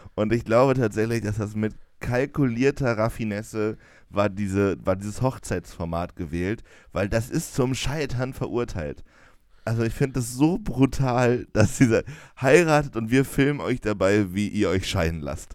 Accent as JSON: {"language": "German", "town": "Jena", "region": "Thuringia", "country": "Germany", "said": "bei uns in Jena"}